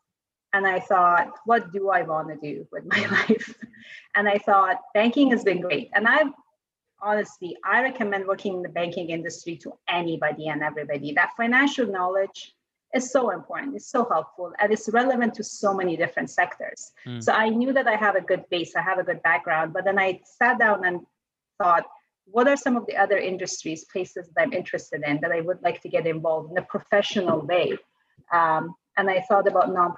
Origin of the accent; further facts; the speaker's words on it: Tehran, Tehran Province, Iran; English is a second language; moved away as an adult; now in Canada; I grew up in Iran, in Tehran, which is the capital city of Iran